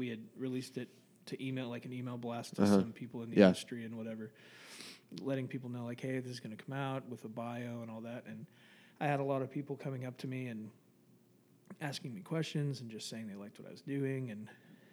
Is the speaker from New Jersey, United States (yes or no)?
no; Dallas, Texas, United States; I'm from Dallas